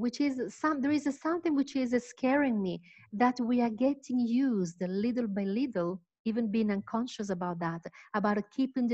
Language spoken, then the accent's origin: English; Palermo, Sicily, Italy; English is a second language; now in Rome, Italy; I live in Rome, but I am originally from Palermo in Sicily